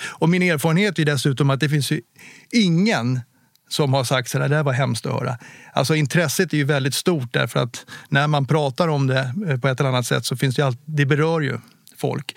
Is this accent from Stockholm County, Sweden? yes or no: yes; Åkersberga, Stockholm County, Sweden; Jag är uppväxt i Åkersberga